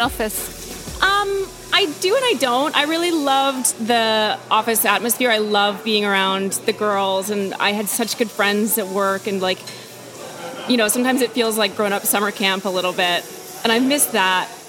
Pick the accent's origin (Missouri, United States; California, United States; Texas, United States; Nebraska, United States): Texas, United States; Austin; moved away as an adult; also born or lived in New York / Cape Town; I grew up in Austin, Texas, and I went to NYU